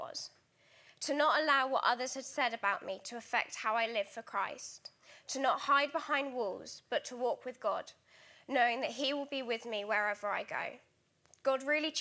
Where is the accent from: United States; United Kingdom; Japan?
United Kingdom; Alton, South East England; moved away as an adult; also born or lived in Trinidad; now in Guildford, United Kingdom; I was born in the Caribbean island of Trinidad. However, more fittingly to my complexion, I've grown up in Alton, Hampshire, so just half an hour down the road